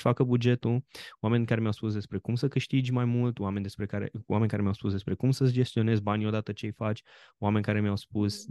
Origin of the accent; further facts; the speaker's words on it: Romania; ca român